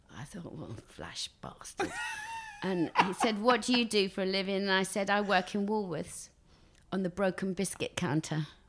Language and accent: English; Basildon, East of England, United Kingdom; also born or lived in Billericay / Benfleet; born in Billericay, uh, raised till nine in Basildon